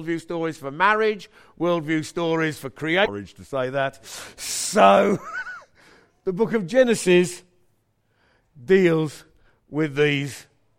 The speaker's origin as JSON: {"language": "English", "town": "Birmingham", "region": "West Midlands", "country": "United Kingdom", "tie": "born or raised there", "moved": "yes", "said": "I was brought up here, all right? Yeah, I'm a Brummie. And so, I don't often come back to this wonderful multi-ethnic place, but I live in another wonderful multi-ethnic place now."}